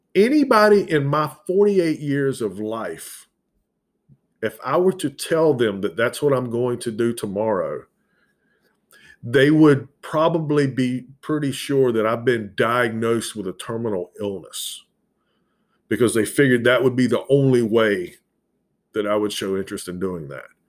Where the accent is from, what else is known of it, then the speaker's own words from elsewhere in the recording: the South, United States; accent: southern; my southern accent's pretty predominant in it